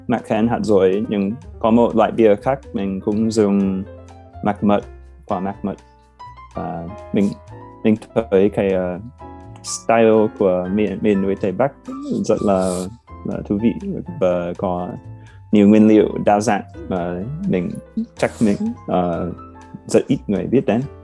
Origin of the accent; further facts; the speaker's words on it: United States; Vietnamese is a second language; moved away as an adult; now in Hanoi, Vietnam; ở gần Washington DC gần quê của mình